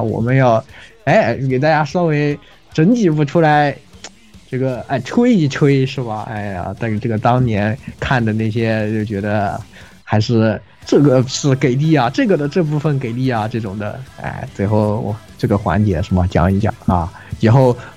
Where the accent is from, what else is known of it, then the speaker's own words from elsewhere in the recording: China; 比我们中国人要强太多